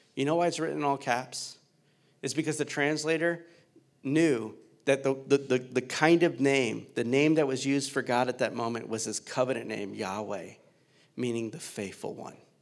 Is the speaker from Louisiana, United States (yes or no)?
yes; Louisiana, United States; now in Cincinnati, United States; I'm originally from Louisiana